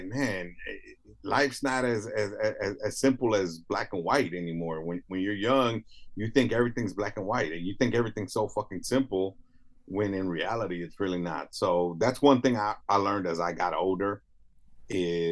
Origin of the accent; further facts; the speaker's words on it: Los Angeles, California, United States; me growing up in South Central